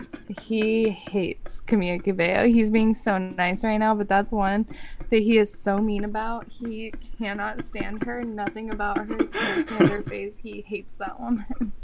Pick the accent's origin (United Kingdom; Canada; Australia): United Kingdom; I'm a Brit.